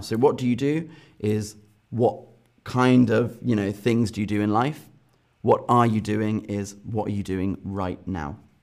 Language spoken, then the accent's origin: English; Northern Ireland, United Kingdom; also born or lived in London; now in Berlin, Germany; I'm from Northern Ireland